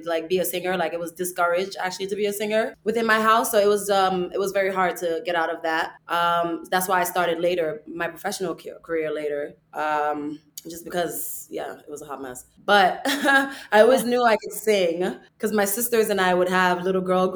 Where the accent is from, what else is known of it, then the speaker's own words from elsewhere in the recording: New York, United States; English is a second language; moved away as an adult; also born or lived in Mauritania / Africa; now in Los Angeles, United States; I lived in the Bronx. I speak no English.